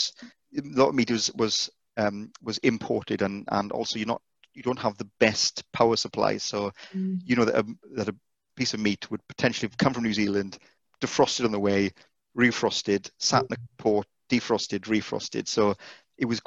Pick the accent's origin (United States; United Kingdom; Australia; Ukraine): United Kingdom; Welsh, Wales; being Welsh